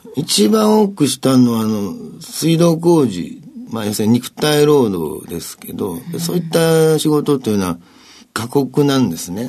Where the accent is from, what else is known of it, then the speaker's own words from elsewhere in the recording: Osaka, Japan; moved away as an adult; 大阪が僕は出身ですけども